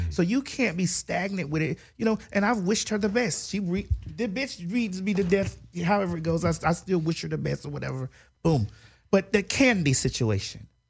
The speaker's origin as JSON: {"language": "English", "area": "Dade County", "region": "Florida", "country": "United States", "said": "I'm from Dade County"}